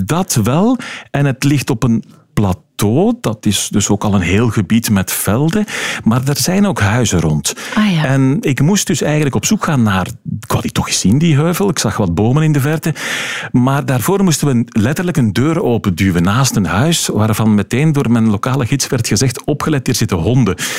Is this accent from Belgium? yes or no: yes; Flemish Brabant, Flanders, Belgium; bij ons in Vlaams-Brabant